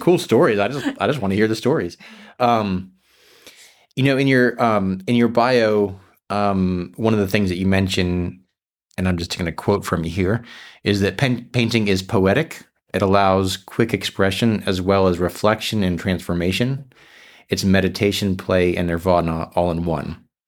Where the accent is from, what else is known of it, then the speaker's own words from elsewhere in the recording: South Florida, United States; moved away; I grew up in South Florida